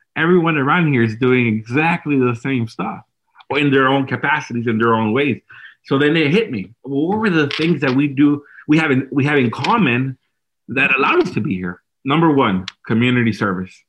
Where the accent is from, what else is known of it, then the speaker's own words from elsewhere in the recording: Dallas, Texas, United States; I was born and raised in Dallas in South Oak Cliff, which is the inner city neighborhood.